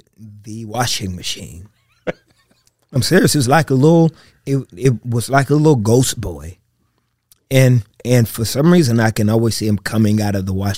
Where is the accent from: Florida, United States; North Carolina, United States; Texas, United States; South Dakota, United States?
Texas, United States; I grew up with a lot of issues coming up as a kid, being adopted, being abandoned.